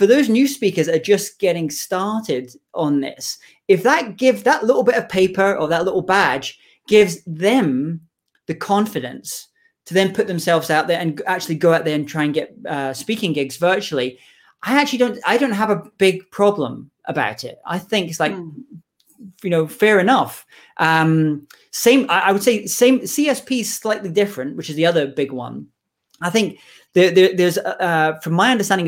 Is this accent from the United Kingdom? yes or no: yes; United Kingdom